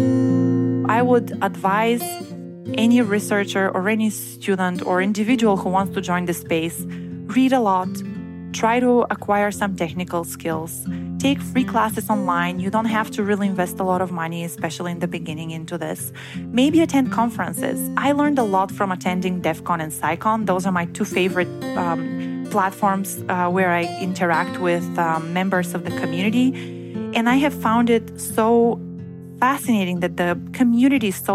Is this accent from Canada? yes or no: no; Bulgaria; moved away as an adult; also born or lived in Bremen, Germany; I was born and raised in Bulgaria, which is in Eastern Europe